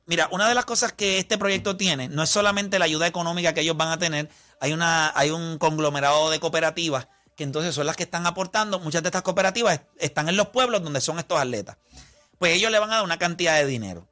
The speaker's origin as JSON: {"language": "Spanish", "country": "Puerto Rico", "said": "somos puertorriqueños"}